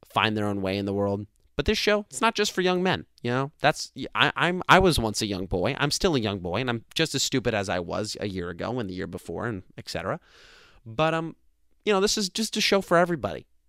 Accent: New Jersey, United States; I'm from New Jersey.

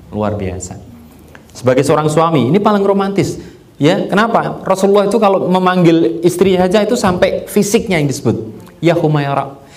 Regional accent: Yogyakarta, Special Region of Yogyakarta, Indonesia; Saya asli Jogja, ya kan?

